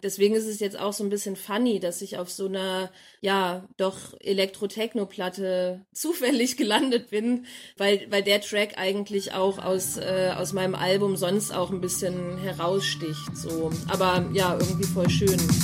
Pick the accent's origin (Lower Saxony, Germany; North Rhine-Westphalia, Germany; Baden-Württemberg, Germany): Lower Saxony, Germany; Abbesbüttel; now in Leipzig, Germany; ich komme ursprünglich aus Abbesbüttel, einem kleinen Dorf in Niedersachsen